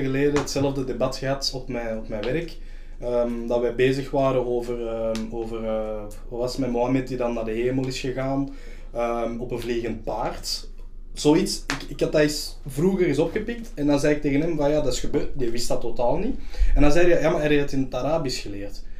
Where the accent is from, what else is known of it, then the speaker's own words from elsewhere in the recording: Flanders, Belgium; als zwarte Vlaming, want ik noem mijn eigen een Vlaming, mhm. ik voel me ook een Vlaming